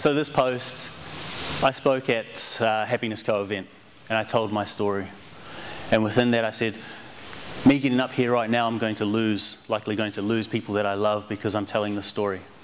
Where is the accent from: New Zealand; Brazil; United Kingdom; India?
New Zealand; growing up in New Zealand and not being a country Maori, Indigenous Kiwi, not being from the country, being from the city